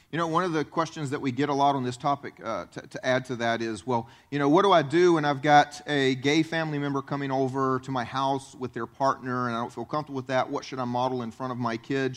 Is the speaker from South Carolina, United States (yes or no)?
yes; South Carolina, United States; moved away as an adult; I grew up in South Carolina, tried to leave South Carolina